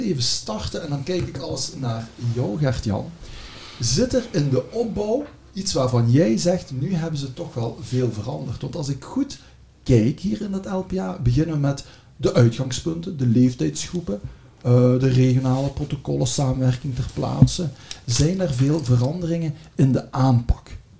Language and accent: Dutch; Belgium; we zijn al met twee Belgen